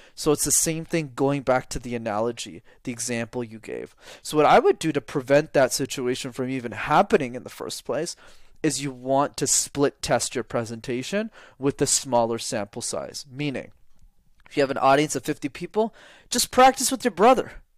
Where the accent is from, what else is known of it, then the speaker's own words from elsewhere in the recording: Montreal, Quebec, Canada; I grew up in Montreal